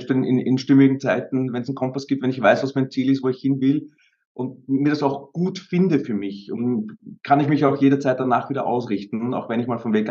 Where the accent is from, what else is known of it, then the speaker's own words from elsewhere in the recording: Vienna, Austria; Also ich bin auch in Wien aufgewachsen, die ersten paar Jahre. Wir sind aber auch dann sehr schnell aufs Land rausgezogen.